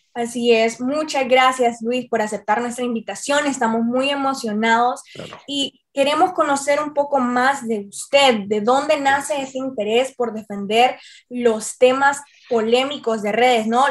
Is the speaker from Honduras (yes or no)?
yes; Tegucigalpa, Francisco Morazán, Honduras; Marcia y yo somos capitalinas.